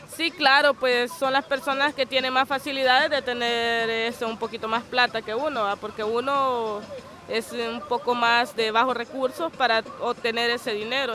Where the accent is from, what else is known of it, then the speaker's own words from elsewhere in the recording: El Zonte, La Libertad, El Salvador; yo soy nativa de aquí del Sonte